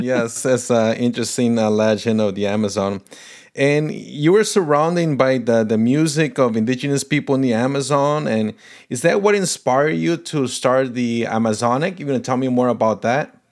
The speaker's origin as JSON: {"language": "English", "country": "Paraguay", "tie": "born or raised there", "first_language": "Portuguese", "second_language": "English", "moved": "yes", "lives_now": "United States", "said": "Portuguese is my first language. My mom is Brazilian from Paraná. So, you know, we grew up in a house, uh, speaking Portuguese, but I was born in Paraguay, so we spoke Spanish there"}